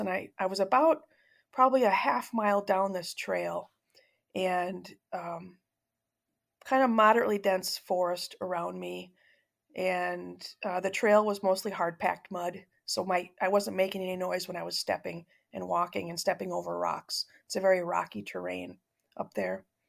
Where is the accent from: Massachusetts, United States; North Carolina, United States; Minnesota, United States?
Minnesota, United States; suburb outside of St. Paul; I was uh, born and raised in the Midwest in a suburb of a city um, outside of St. Paul, Minnesota